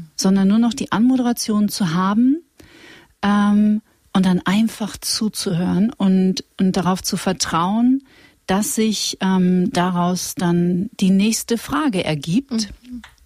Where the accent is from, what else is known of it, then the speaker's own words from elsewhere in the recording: Witten, North Rhine-Westphalia, Germany; wir sind ja beide aus Nordrhein-Westfalen auch ja. äh, und ich äh, bin in Witten zur Schule gegangen, das ist in der Nähe von Dortmund